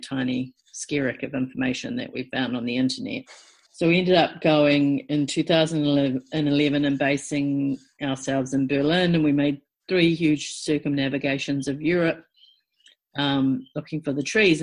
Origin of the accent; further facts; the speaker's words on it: Timaru, Canterbury, New Zealand; I grew up in in Te Maru